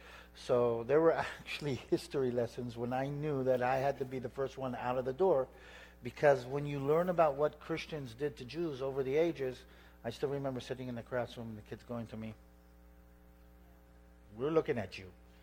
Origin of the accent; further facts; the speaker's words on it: San Diego, California, United States; born there; also born or lived in Israel; I was actually, the whole story started off not far from here, San Diego. I was born in San Diego, naval base.